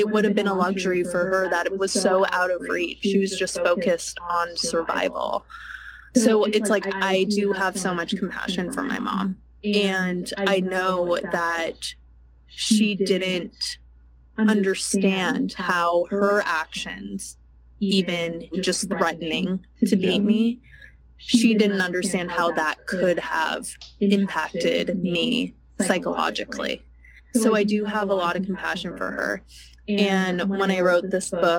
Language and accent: English; United States; I'm incredibly privileged to be growing up in America